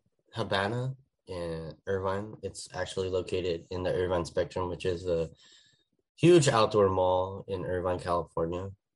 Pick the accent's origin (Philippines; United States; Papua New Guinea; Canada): Philippines; And I was like, I'm Filipino.